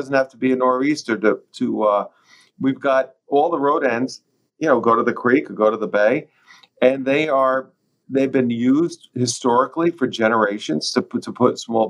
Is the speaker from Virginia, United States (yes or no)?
no; North Fork, New York, United States; Growing up on the North Fork, these are road ends that everyone used.